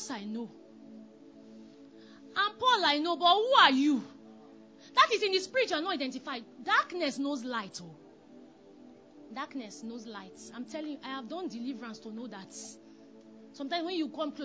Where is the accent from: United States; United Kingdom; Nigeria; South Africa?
Nigeria; Delta; I was from Delta State, Delta Igbo